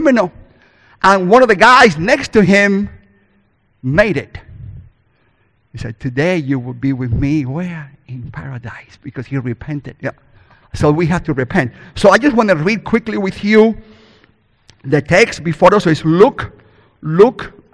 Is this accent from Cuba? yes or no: yes; Cuba; first language Spanish; English is a second language; moved away; I was born in Cuba and raised there too, so I speak God's first language, called Spanish.